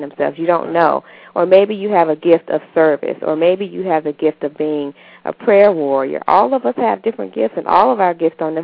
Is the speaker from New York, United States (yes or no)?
no; Pine Bluff, Arkansas, United States; I grew up in Pine Bluff, Arkansas